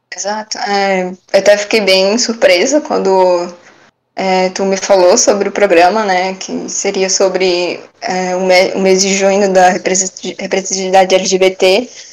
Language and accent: Portuguese; Brusque, Santa Catarina, Brazil; sou de Brusque mesmo